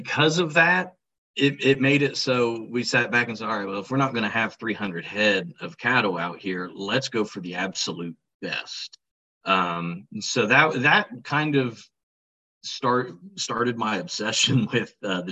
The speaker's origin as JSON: {"language": "English", "town": "Nelsonville", "region": "Ohio", "country": "United States", "tie": "born or raised there", "said": "I grew up in Nelsonville, Ohio. Down by Athens"}